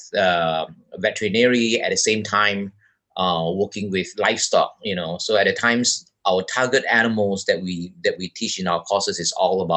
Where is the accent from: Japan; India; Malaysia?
Malaysia; Bukit Mertajam, Penang; moved away as an adult; also born or lived in Taiwan / Missoula, Montana, United States / Sabah, Borneo; now in Borneo, Malaysia; I was born in a small town called Bukit Mertajam in the state of Penang in West Malaysia.